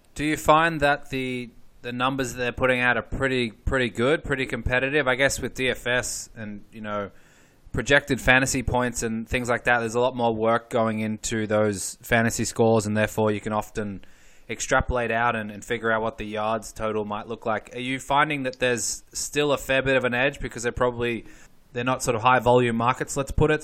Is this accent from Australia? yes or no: yes; Australia; I grew up in Australia